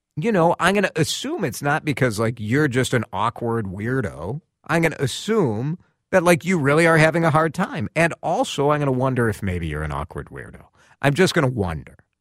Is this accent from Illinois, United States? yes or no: yes; Chicago, Illinois, United States; moved away as an adult; now in Twin Cities, United States; I'm a transplant from Chicago. I moved here in two thousand three with my wife